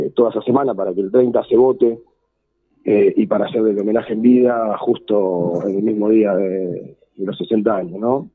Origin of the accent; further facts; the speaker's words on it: Lanús, Buenos Aires Province, Argentina; yo soy de Villa Obrera y, y alrededor de, mi casa tenés tres, cuatro focos de, basurales